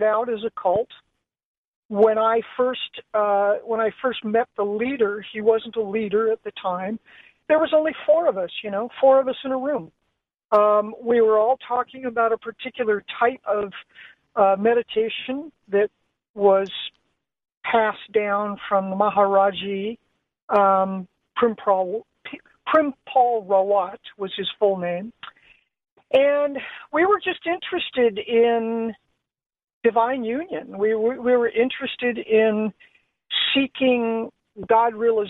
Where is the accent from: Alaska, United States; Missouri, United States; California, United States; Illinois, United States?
California, United States; Los Angeles; And I grew up in Los Angeles in the 50s, 60s, and 70s.